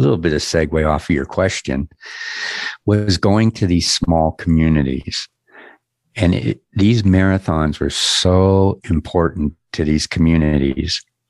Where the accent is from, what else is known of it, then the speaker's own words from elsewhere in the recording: Erie, Pennsylvania, United States; also born or lived in Los Angeles; now in Denver, United States; my hometown, which is Erie, Pennsylvania, a little suburb called Harbor Creek